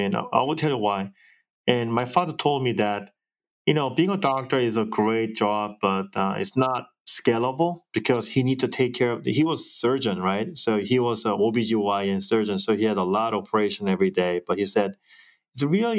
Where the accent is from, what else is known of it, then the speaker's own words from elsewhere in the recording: Yeosu, South Jeolla, South Korea; now in United States; Korea is my hometown, and I was raised in a fishing town. It's called Yeosu, beautiful, beautiful town in South Korea